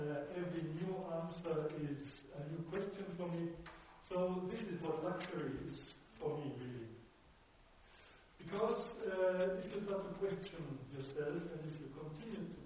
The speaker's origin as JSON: {"language": "English", "town": "Munich", "region": "Bavaria", "country": "Germany", "first_language": "German", "second_language": "English", "said": "I'm not a native English speaker. I'm from Germany, from Munich"}